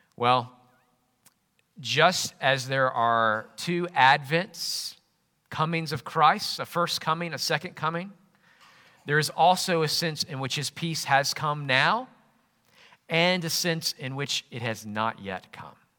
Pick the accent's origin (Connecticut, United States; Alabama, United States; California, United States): Alabama, United States; Jackson; moved away as an adult; also born or lived in Yorkshire / Northumbria; Growing up in Jackson, Alabama